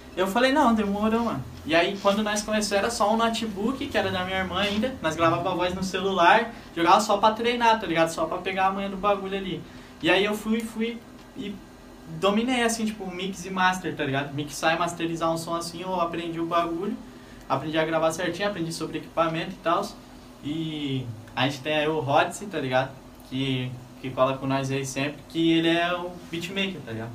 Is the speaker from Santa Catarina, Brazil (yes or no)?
yes; Joinville, Santa Catarina, Brazil; Sou Joinvilense. Nasci aqui em Joinville mesmo